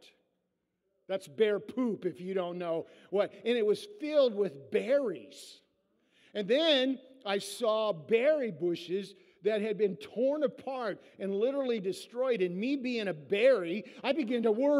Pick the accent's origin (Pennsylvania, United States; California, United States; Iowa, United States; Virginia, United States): Iowa, United States; we're all from Iowa, and in southern Iowa